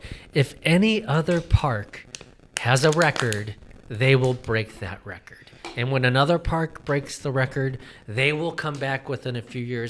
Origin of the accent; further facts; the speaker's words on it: Parma, Ohio, United States; where I grew up in Cleveland